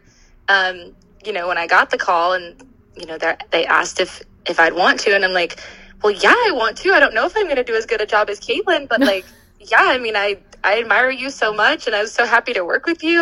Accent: Western Pennsylvania, United States; moved away as an adult; I grew up in Western Pennsylvania

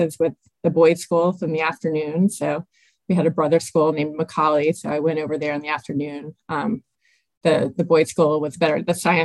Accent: Tennessee, United States; moved away as an adult; I grew up in Tennessee

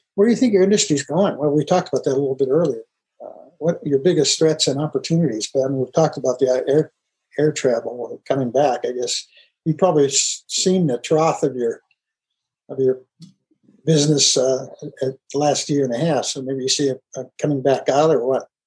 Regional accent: outside Pittsburgh, Pennsylvania, United States; I grew up outside Pittsburgh too

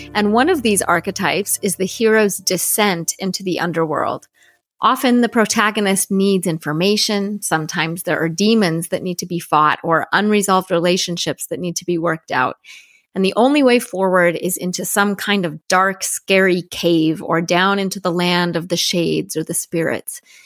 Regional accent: Denver, Colorado, United States; also born or lived in Salt Lake City, Utah / Seattle, Washington; when I was eight, we moved to a suburb of Denver, Colorado, and that's where I grew up

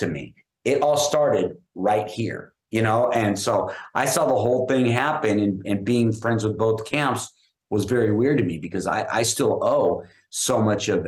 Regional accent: Los Angeles, California, United States; I grew up in Hollywood

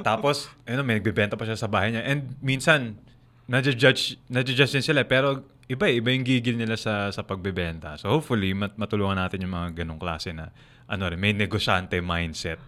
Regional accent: Philippines; Ako as a Filipino

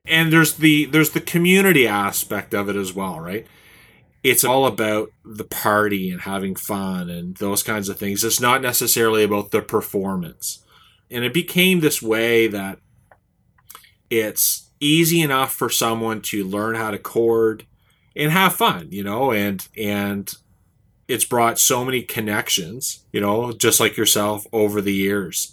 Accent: Saint John, New Brunswick, Canada; here in my hometown

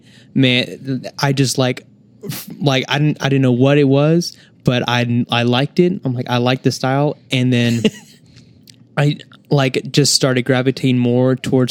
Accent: El Paso, Texas, United States; I'm from El Paso, Texas

